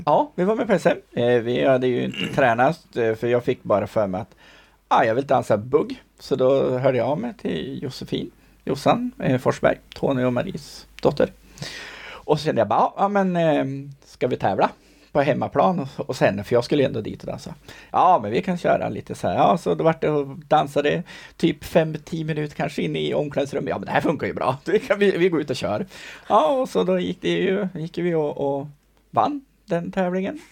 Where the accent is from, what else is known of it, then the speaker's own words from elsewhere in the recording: Sundsvall, Västernorrland County, Sweden; jag är ju från Sundsvall